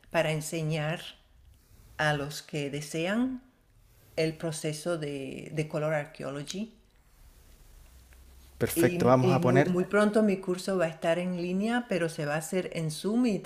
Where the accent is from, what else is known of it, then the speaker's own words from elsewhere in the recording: Syria; also born or lived in Venezuela; descendiente árabe, nací, crecí en Siria, viví en muchos países del mundo